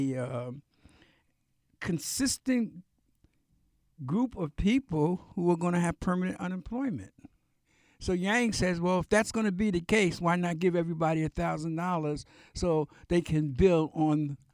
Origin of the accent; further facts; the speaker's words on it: New York City, New York, United States; we grew up in Brooklyn, man, in New York